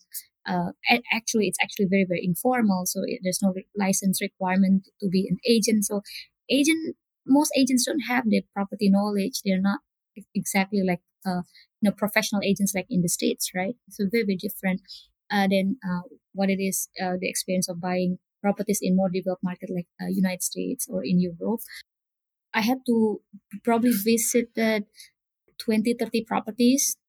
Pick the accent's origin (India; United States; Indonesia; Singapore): Indonesia; Jakarta; born and raised here in Indonesia, the eldest of three siblings